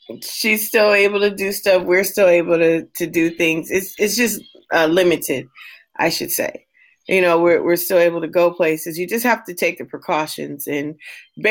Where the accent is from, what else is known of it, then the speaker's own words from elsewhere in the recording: West Coast, United States; moved away; I'm from the West Coast